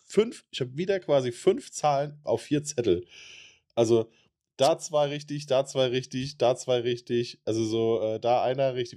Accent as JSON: {"language": "German", "country": "Germany", "said": "bei uns in Deutschland"}